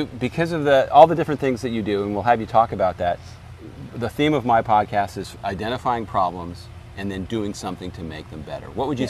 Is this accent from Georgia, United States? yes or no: no; New York, United States; now in Tampa, United States; No, I'm not, because I'm not from here. I live here now. I'm originally from New York.